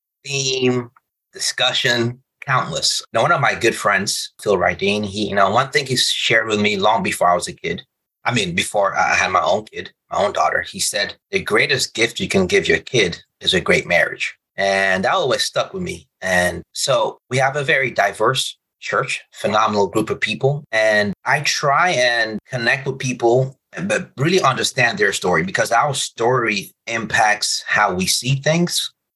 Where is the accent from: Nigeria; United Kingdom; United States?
Nigeria; So I'm Nigerian, but my parents live in Republic of Benin, a French country.